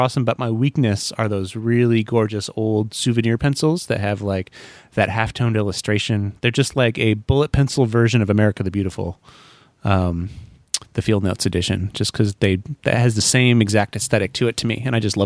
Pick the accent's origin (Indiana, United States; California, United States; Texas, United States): Indiana, United States; Fort Wayne; now in San Francisco Bay Area, United States; my hometown of Fort Wayne, Indiana